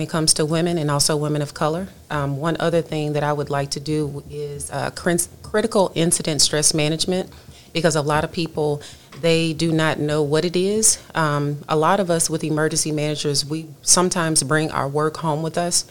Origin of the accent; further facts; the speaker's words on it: Louisiana, United States; moved away as an adult; now in Texas, United States; I'm from Louisiana, and so I understand all of the things Louisiana. I moved to Texas about 7 years ago